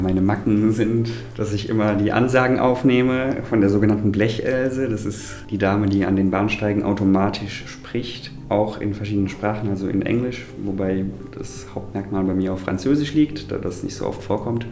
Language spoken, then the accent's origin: German; Rhineland-Palatinate, Germany; moved away as an adult; now in Berlin, Germany; Da ich ja auch in meinem Heimatbundesland in so einem Beirat bin